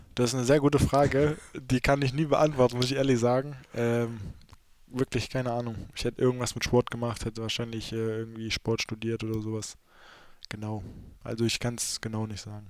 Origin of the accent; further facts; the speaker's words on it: North Hesse, Germany; accent: Hochdeutsch; wir in Nordhessen sprechen eigentlich so ho normales Hochdeutsch